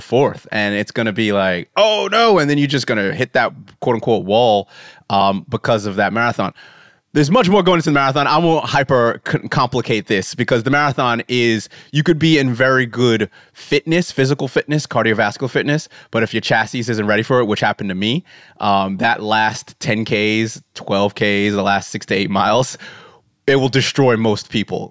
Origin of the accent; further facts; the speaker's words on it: United States; moved away; I'm American